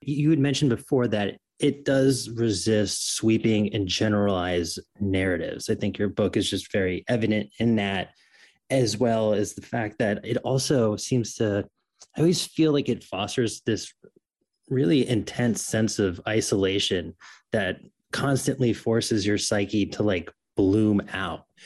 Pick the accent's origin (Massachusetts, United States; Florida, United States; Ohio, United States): Florida, United States; moved away; also born or lived in New York; And I grew up in Florida. I'm from New York